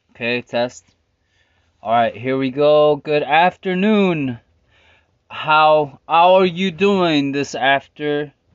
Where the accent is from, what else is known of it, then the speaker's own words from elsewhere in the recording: Stockton, California, United States; also born or lived in Philadelphia; I was born in French Camp Stockton